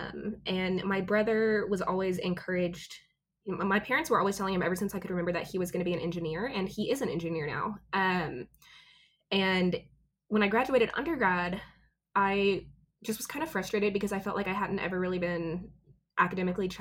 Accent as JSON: {"language": "English", "region": "Texas", "country": "United States", "tie": "born or raised there", "also_born_or_lived": "Oklahoma City", "moved": "as an adult", "lives_now": "Oklahoma, United States", "said": "I grew up in Texas"}